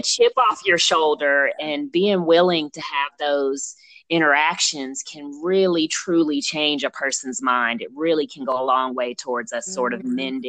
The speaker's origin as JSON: {"language": "English", "region": "Texas", "country": "United States", "tie": "born or raised there", "also_born_or_lived": "Virginia", "said": "I grew up in Texas and Virginia and other places that people think, oh, we're not supposed to go to."}